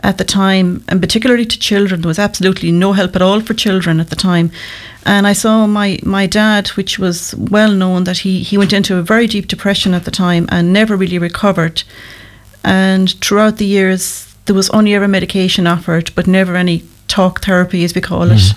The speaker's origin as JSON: {"language": "English", "town": "Kilreekil", "region": "Connacht", "country": "Ireland", "tie": "born or raised there", "also_born_or_lived": "Loughrea", "said": "Well, I'm local to Loughrea. I was born in Kilreakle, which is only out the road."}